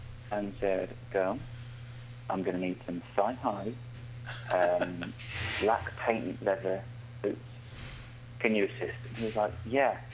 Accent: United Kingdom; I'm British

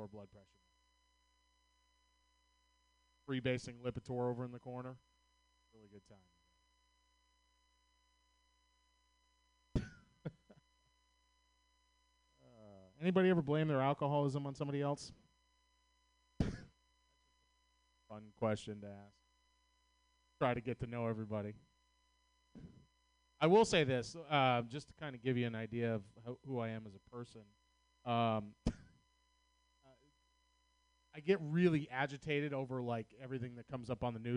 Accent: Boston, Massachusetts, United States; accent: Boston; I'm from Boston, Massachusetts

